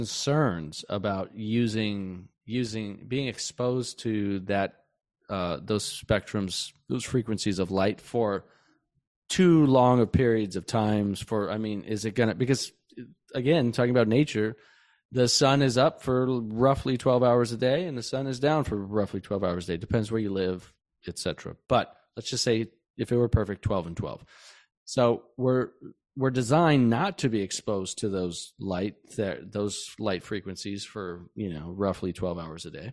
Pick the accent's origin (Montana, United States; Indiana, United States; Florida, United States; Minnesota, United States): Montana, United States; I grew up in Montana